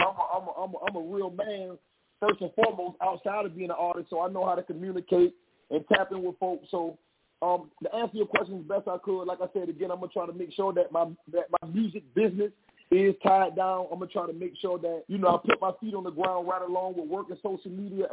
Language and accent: English; Savannah, Georgia, United States; I'm from Savannah.